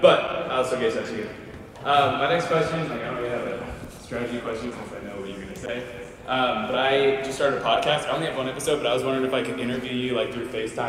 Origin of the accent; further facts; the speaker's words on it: California, United States; I'm from California.